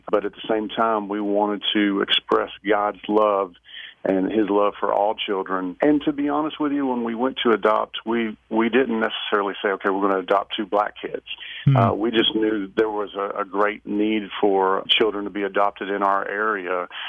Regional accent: Alabama, United States; I grew up in Alabama, where of course there's so much racial tension through, you know, through history.

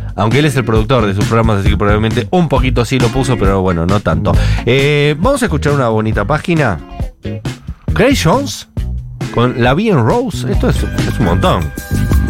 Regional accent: Argentina; soy argentino

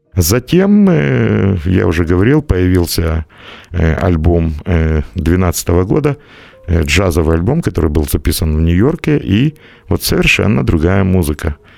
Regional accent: Ukraine; я из Украины

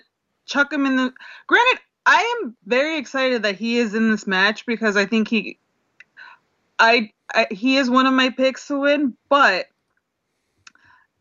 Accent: United States; being an American

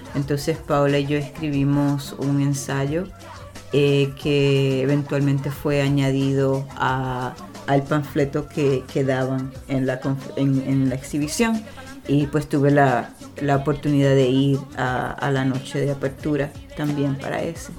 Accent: Puerto Rico; moved away; Yo crecí en, Boriquén, en Puerto Rico

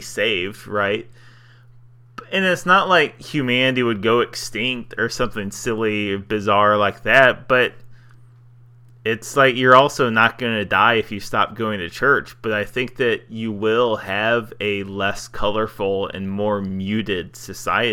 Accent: United States; I'm still happy with being American

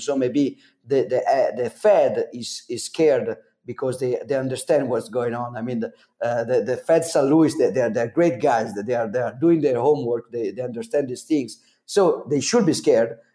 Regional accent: Italy; accent: Super Mario accent; English is a second language; I'm not an English speaker, as you can as you can uh, understand from my Super Mario accent

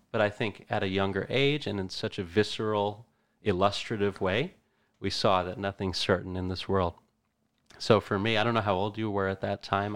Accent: Middletown, New Jersey, United States; I grew up, Middletown, New Jersey

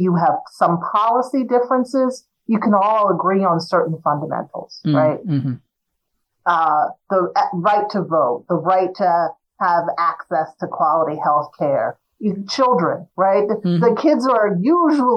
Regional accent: New Jersey, United States; also born or lived in Willingboro, New Jersey; I grew up in South Jersey

